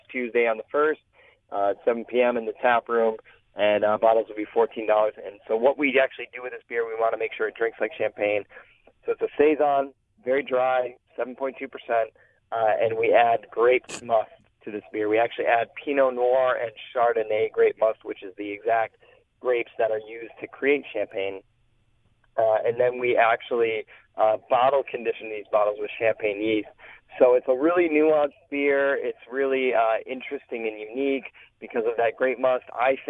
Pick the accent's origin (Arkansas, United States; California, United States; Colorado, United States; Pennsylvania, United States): Colorado, United States; Denver; moved away; I was born in Denver